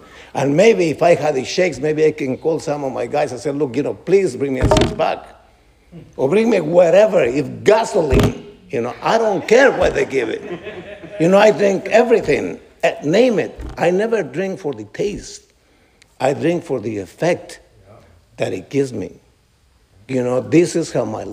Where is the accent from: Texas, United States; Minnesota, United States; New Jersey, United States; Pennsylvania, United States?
New Jersey, United States; I'm from New Jersey. Well, I've lived a long time from New Jersey